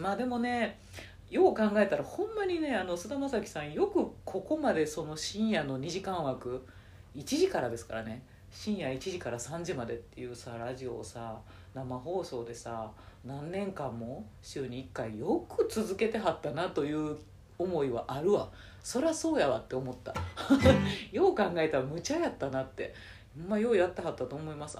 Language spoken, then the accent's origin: Japanese; Nara, Japan; 地元の奈良の駅